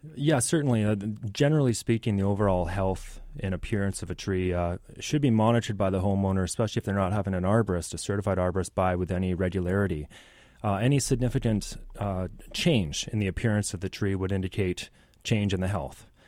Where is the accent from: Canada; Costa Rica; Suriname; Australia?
Canada; Richmond, British Columbia; I grew up in Richmond